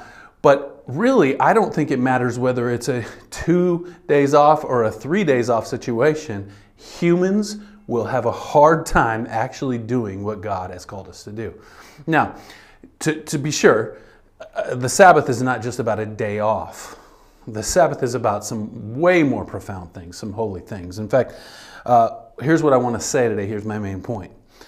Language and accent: English; United States; This is something that we resist as humans, but especially as American humans. We resist your word very strongly here as a culture, and even as a church.